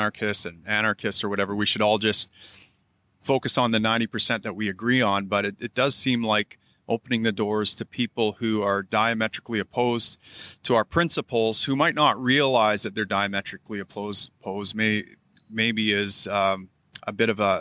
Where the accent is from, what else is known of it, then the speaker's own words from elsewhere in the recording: Canada; as Canadians